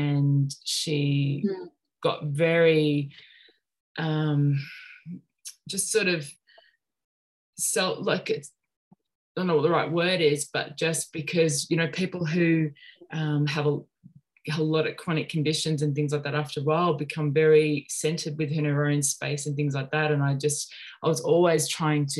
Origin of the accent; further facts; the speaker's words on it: Sunshine Coast, Queensland, Australia; also born or lived in Melbourne, Australia; I grew up on the Sunshine Coast. I was born in Melbourne, but we moved up to the Sunshine Coast when I was about 3 or 4